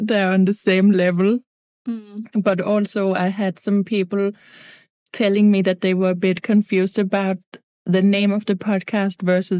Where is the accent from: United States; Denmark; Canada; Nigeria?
Denmark; the Danish girl